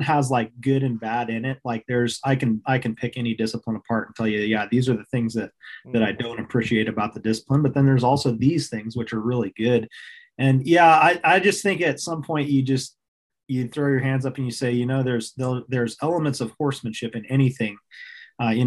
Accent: Fairbanks, Alaska, United States; also born or lived in Anchorage, Alaska; I grew up in Alaska. I was born in Anchorage, Alaska, and moved to Fairbanks shortly thereafter.

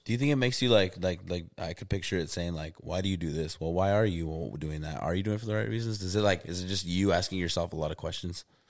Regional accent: Albuquerque, New Mexico, United States; also born or lived in Oklahoma; I'm from Albuquerque, New Mexico

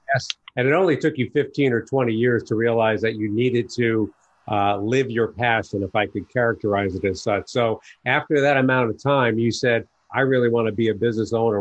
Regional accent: New York, United States; now in Chicago, United States; I was born and raised in New York

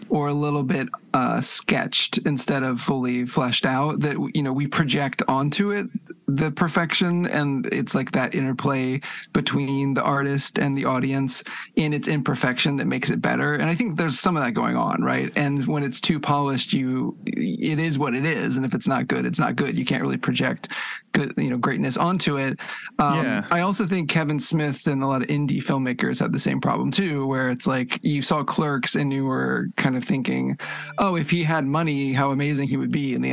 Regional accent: Oxford, Mississippi, United States; also born or lived in Norman, Oklahoma; now in Tokyo, Japan; I, was born in Oklahoma because my dad was at the university there, so I was in Norman, mm. and then we moved to Oxford, Mississippi

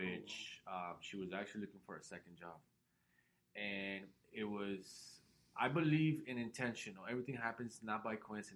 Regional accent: Los Angeles, California, United States; moved away; I was raised in Los Angeles

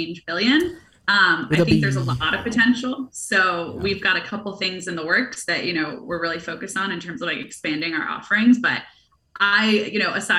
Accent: New York City, New York, United States; also born or lived in San Francisco; I was born in New York. My family's here. My friends are here

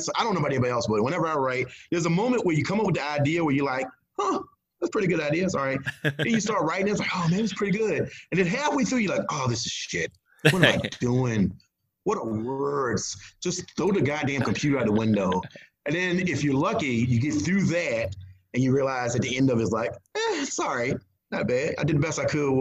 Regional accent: Gloucester, Virginia, United States; now in Mathews, United States; Gloucester, my hometown

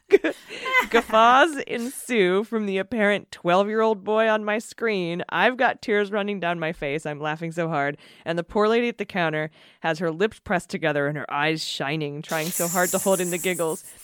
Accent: San Diego, California, United States; we're from San Diego

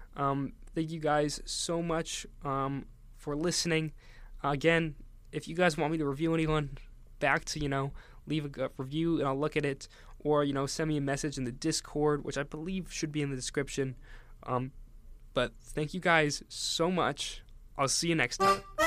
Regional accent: Northeast, United States; I grew up in the Northeast, so I've always kind of been around New York

